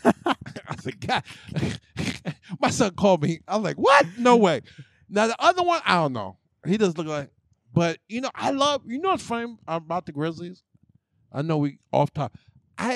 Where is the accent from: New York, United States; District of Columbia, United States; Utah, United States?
New York, United States; I'm from